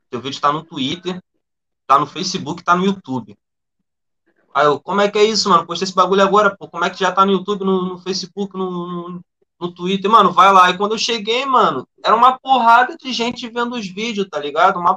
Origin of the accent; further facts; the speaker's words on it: Sepetiba, Rio de Janeiro, Brazil; eu sou cria da Zona Oeste, na verdade, sou cria de Septiba, e depois que eu morei pra, pra Santa Cruz